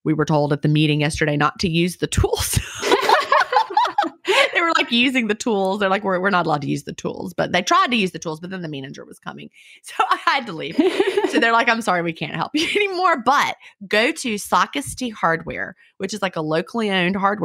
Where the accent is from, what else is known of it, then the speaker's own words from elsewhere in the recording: Virginia, United States; also born or lived in Villa Rica, Georgia / Carrollton, Georgia; now in Georgia, United States; I grew up in Virginia.